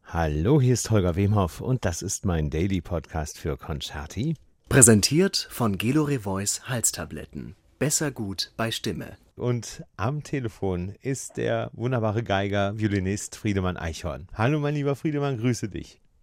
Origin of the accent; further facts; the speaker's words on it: Osnabrück, Lower Saxony, Germany; ich bin aus Nabrücker